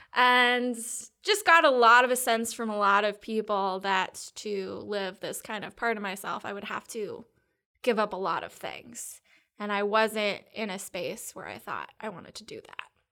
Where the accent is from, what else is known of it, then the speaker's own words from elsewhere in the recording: Triangle Area, North Carolina, United States; also born or lived in Seattle, Washington; I grew up in North Carolina. I was born in Seattle, but I've been here since I was two. So basically here, Triangle Area-ish